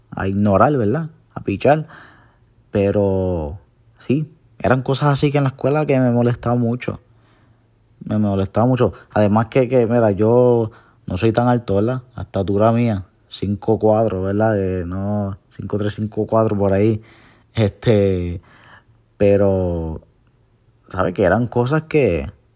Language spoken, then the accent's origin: Spanish; Puerto Rico; soy boricua